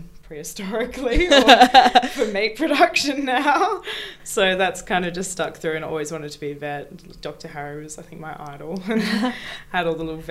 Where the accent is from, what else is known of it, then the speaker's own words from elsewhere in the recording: Gold Coast, Queensland, Australia; moved away as an adult; now in Perth, Australia; I'm from the Gold Coast. So I lived on the Gold Coast for 19 years and moved to Perth. Born and raised